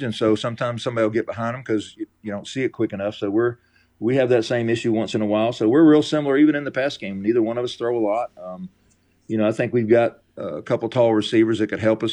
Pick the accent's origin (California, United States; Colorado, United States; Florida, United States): Florida, United States; moved away as an adult; also born or lived in South Alabama; now in Alabama, United States; I grew up in Florida and coached down in South Alabama